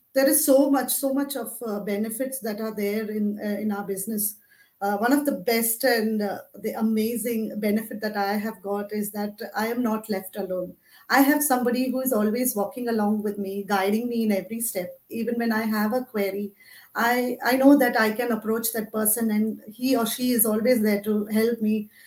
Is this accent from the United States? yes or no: no; Mumbai, Maharashtra, India; now in Abu Dhabi, United Arab Emirates; I am basically from Mumbai, India, currently living in Abu Dhabi, UAE with my family.